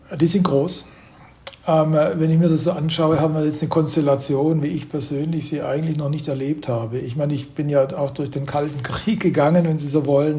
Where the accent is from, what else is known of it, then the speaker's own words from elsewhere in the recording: Germany; wir sind als Deutsche irgendwie mittendrin